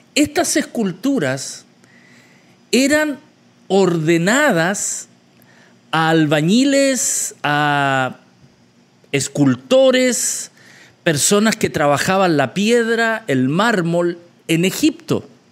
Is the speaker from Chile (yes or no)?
yes; Chile; moved away; mi país de origen, Chile